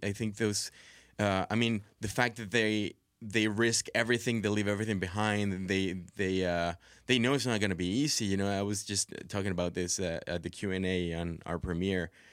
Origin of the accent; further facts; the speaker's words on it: Monterrey, Nuevo León, Mexico; moved away; I grew up in Monterrey